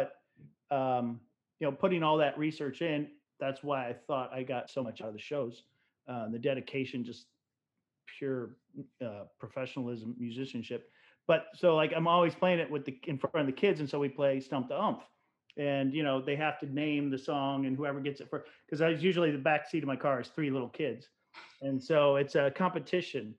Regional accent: Rochester, New York, United States; I was born in Rochester. I'm a upstate New York kid

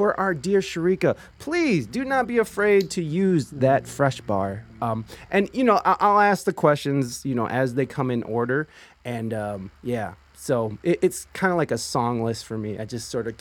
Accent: Ohio, United States; moved away; also born or lived in San Diego, California; I grew up in Ohio

